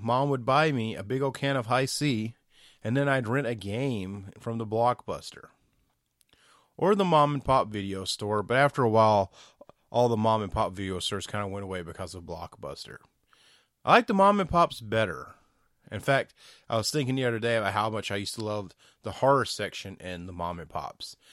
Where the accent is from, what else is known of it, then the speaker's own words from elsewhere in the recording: the South, United States; I'm from the South